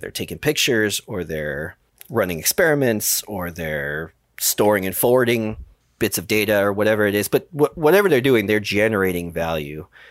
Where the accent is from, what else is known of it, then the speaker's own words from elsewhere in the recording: New York City, New York, United States; I grew up in the Bronx